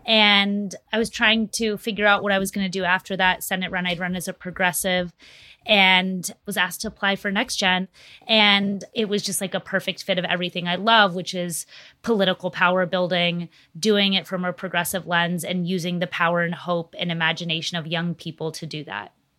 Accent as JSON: {"language": "English", "region": "Texas", "country": "United States", "tie": "born or raised there", "said": "my home state of Texas"}